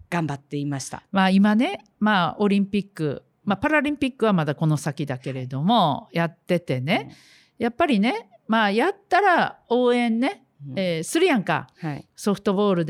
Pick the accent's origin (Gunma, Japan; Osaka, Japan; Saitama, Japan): Osaka, Japan; Takatsuki; 初めてですね、私、地元の大阪府高槻市、JR 高槻駅で街頭演説してたら「はい、毎度ラジを聞いてます」という人が現れました